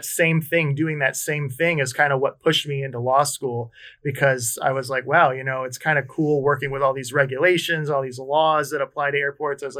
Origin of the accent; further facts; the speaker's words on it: Connecticut, United States; I did an internship at an airport up where I grew up in Connecticut